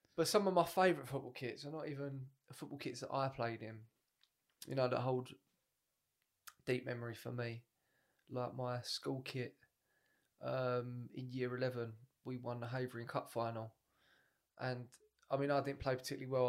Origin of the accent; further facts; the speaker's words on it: England, United Kingdom; Because we're English